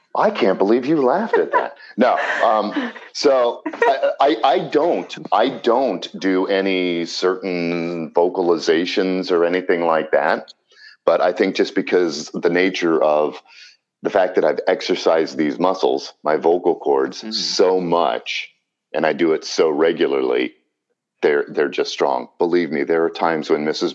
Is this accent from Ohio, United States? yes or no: yes; Columbus, Ohio, United States; I grew up here in Columbus